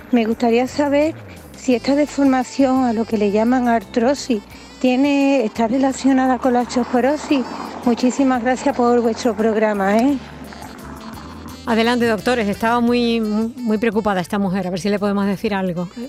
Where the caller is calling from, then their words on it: Seville, Andalusia, Spain; Hola, buenas tardes. mire … de Sevilla.